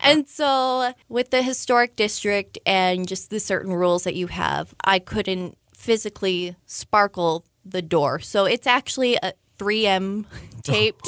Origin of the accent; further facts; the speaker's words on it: Utah, United States; now in Frederick, United States; I'm originally from Utah.